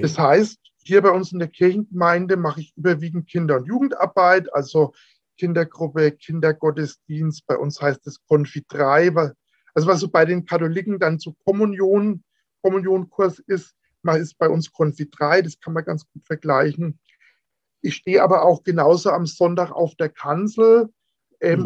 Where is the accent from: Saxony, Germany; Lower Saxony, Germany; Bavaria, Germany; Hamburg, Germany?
Bavaria, Germany; Franconia; Bei uns in Franken